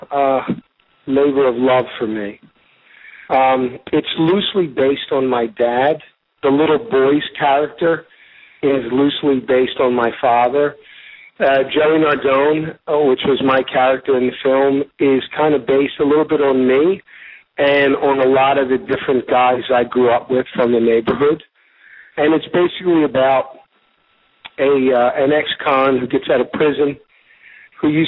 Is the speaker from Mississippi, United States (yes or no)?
no; Philadelphia, Pennsylvania, United States; I'm from South Philadelphia.